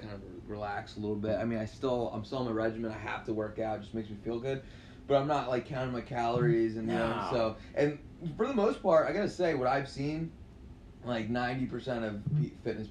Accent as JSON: {"language": "English", "region": "New York", "country": "United States", "said": "I'm from New York"}